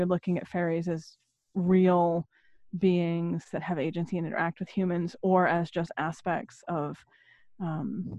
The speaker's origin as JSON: {"language": "English", "region": "Maine", "country": "United States", "tie": "born or raised there", "moved": "yes", "lives_now": "southeast New England, United States", "said": "I was born in Maine originally"}